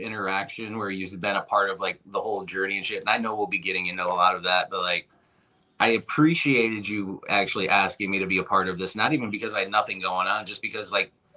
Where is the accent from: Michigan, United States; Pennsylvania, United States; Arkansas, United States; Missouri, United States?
Michigan, United States; Owosso; moved away as an adult; now in Flint, United States; I was actually born in a small town about a half hour from here called Owosso